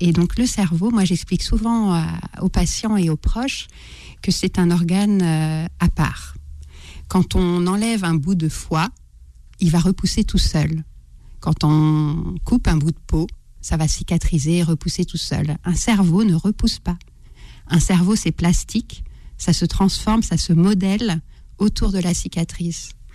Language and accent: French; Brittany, France; je suis une Bretonne